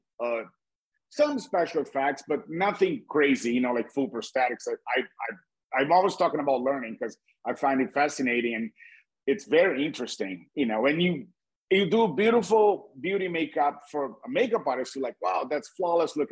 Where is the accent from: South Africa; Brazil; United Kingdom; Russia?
Brazil; English is a second language; moved away as an adult; also born or lived in Cape Cod; when I was a new immigrant, I'm from Brazil. My accent